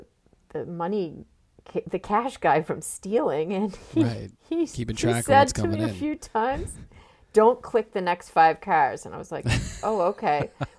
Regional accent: Foxborough, Massachusetts, United States; moved away as an adult; also born or lived in Durango, Colorado / Green Bay, Wisconsin / New York; I was born in Durango, Colorado, and then we moved to Green Bay, Wisconsin for a little while, and then we moved to Foxborough, Massachusetts, where I started second grade. So I lived in Foxborough, Massachusetts from second grade until... I graduated from high school there.

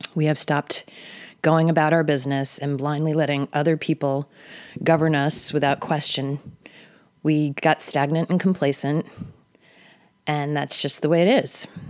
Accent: the Hamptons, Long Island, New York, United States; I grew up in the Hamptons

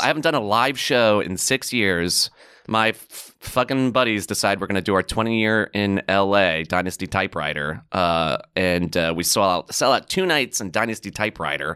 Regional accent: New York City, New York, United States; as a New Yorker.

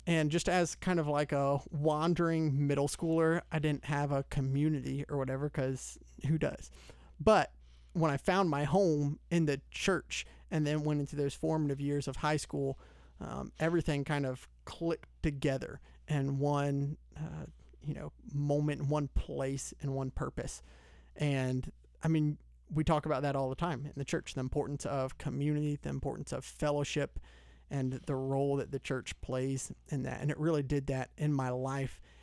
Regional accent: Lawrenceville, Georgia, United States; I grew up in Lawrenceville, so Gwinnett County. Always been in Georgia, uh, in and around the Metro Atlanta area

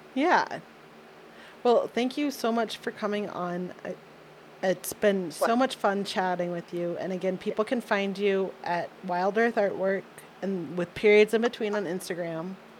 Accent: outside of Detroit, Michigan, United States; I grew up outside of Detroit, and we had access to Canadian TV

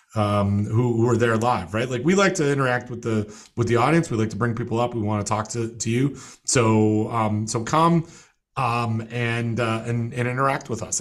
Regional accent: Toronto, Ontario, Canada; moved away; my hometown paper, uh, the fish wrap from, from Toronto

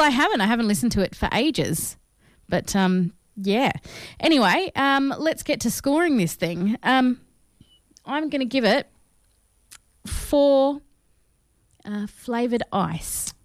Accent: Australia; we are Australian

